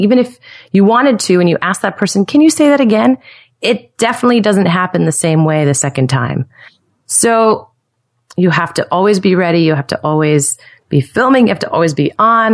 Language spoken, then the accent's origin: English; Stamford, Connecticut, United States; also born or lived in New York City; now in Nashville, United States; I'm from Stamford, Connecticut originally